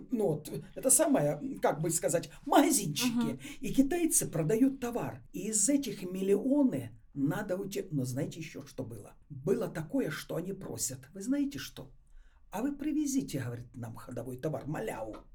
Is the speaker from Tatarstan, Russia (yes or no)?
no; Moscow, Russia; Питера, а я из Москвы.